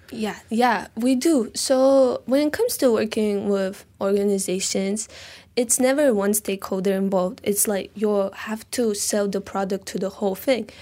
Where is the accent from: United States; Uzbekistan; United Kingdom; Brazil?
Uzbekistan; Tashkent; now in Malaysia; I'm from Tashkent, Uzbekistan, Central Asia